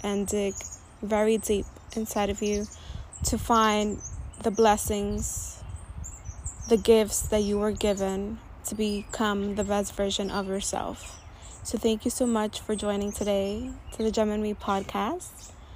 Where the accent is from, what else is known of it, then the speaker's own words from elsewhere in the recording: New York City, New York, United States; I'm a young, proud, first generation Latina born and raised in Washington Heights